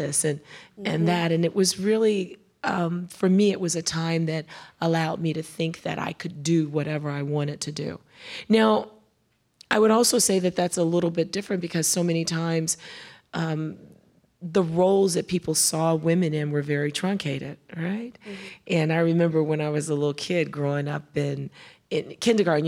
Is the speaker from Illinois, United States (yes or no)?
yes; Chicago, Illinois, United States; also born or lived in Decatur, Alabama; I was born in Decatur, Alabama, but we left Decatur when I was 3 years old and we moved to Chicago